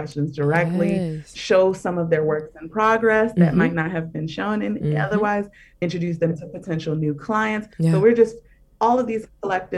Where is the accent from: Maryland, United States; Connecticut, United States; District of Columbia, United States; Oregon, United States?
Maryland, United States; Baltimore; now in New York, United States; I'm from Baltimore